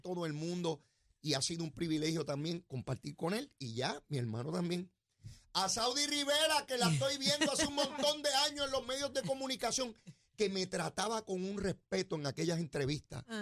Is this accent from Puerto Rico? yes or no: yes; Puerto Rico; donde yo me crié en Semana Llana